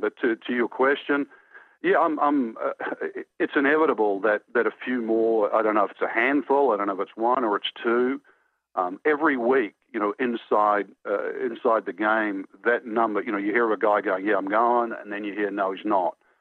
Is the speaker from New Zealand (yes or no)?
yes; New Zealand; moved away; I grew up in New Zealand